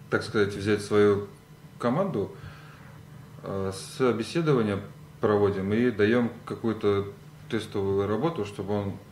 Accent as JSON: {"language": "Russian", "region": "Saint Petersburg", "country": "Russia", "tie": "born or raised there", "said": "я родился в Санкт-Петербурге"}